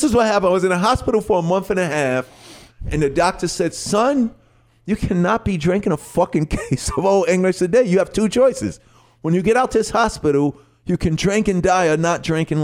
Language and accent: English; New York City, New York, United States; from Hollis, Queens, New York.